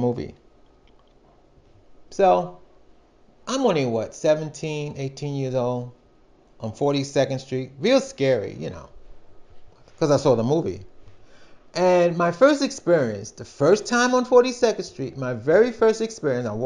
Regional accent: New York City, New York, United States; I was from Brooklyn. Brooklyn, in that time, Brooklyn shut down around 8, 9 o'clock. It's dead in Brooklyn. So I wasn't, as a young kid, I wasn't used to having things open 24/7

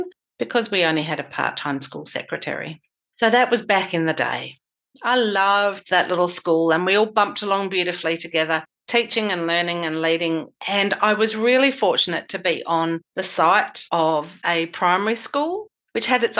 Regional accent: Western Australia, Australia; my home state of Western Australia, which is massive.

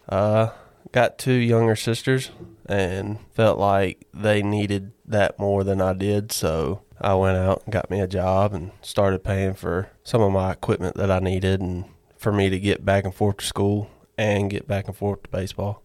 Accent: Barnesville, Georgia, United States; originally from Barnesville, Georgia

